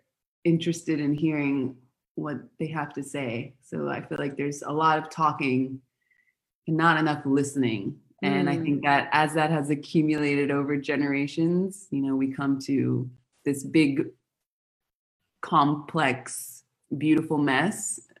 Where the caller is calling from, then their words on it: Buenos Aires, Argentina; So I'm calling from Argentina. I'm in Buenos Aires right now.